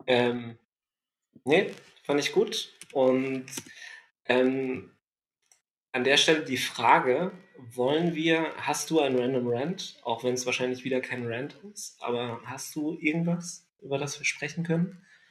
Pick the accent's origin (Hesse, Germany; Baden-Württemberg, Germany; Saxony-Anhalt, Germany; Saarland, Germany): Baden-Württemberg, Germany; Ludwigsburg; moved away; in meiner alten Heimat Ludwigsburg verbracht